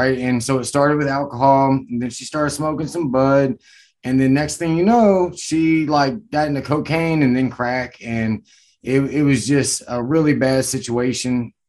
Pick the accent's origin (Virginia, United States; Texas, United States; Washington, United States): Virginia, United States; Stuarts Draft; now in Fredericksburg, United States; Right now I'm in the Fredericksburg area, but I'm from Stuart Straff, Virginia, which is like a small hit town, you know, kind of country.